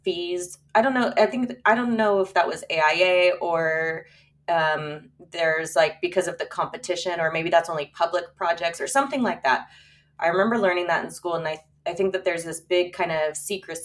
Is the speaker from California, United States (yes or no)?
yes; San Diego, California, United States; I was born and raised in La Jolla. I'm third generation